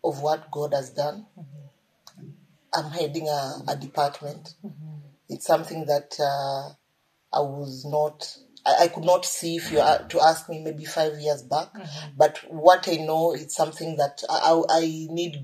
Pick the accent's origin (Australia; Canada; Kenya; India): Kenya; Western Kenya; I'm from Western Kenya